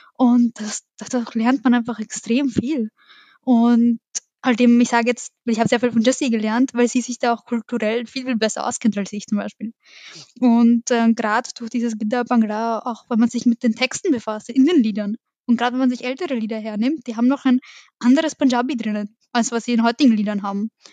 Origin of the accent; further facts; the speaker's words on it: Vienna, Austria; wir sind alle in Wien aufgewachsen. Im 11. in der Wohnung bin ich aufgewachsen